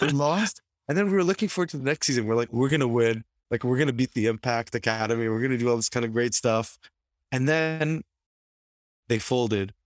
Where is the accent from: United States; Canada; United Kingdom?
Canada; as all of us Canadian football fans did